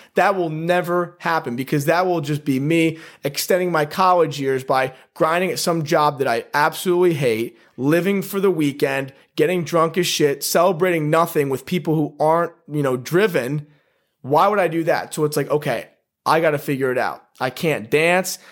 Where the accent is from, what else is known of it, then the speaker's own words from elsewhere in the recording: Guilderland, New York, United States; also born or lived in Poughkeepsie, New York / Wyoming / Oregon; I grew up in upstate New York, Guilderland, went to Guilderland High School